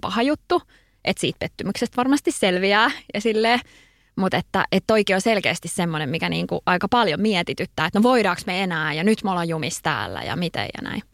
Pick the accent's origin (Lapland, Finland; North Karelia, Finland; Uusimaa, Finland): Uusimaa, Finland; Kirkkonummi; moved away as an adult; also born or lived in Espoo / Helsinki; mä oon syntynyt Espoossa ja tota, asuttiin kerrostalossa Ö, ja sitten olinko mä ykkösellä, ykkösluokalla, niin siirryttiin sitten kakkosluokalle tonne kirkkonummelle ja omakotitaloon – et mä koen, että mä oon kirkkonomelainen. Että siellä mä asuin sit siihen saakka, että mä olin 18 ja muutin Helsinkiin